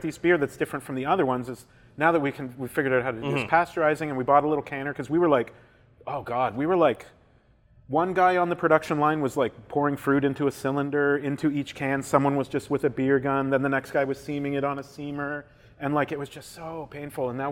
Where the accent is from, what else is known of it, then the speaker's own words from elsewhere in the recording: Southern Ontario, Canada; now in Ottawa, Canada; I grew up in Southern Ontario